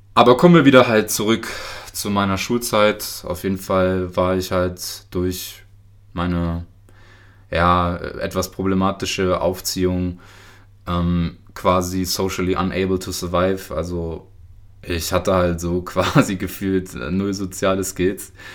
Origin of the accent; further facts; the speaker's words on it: Lower Saxony, Germany; also born or lived in Karaganda, Kazakhstan; ich komme aus Niedersachsen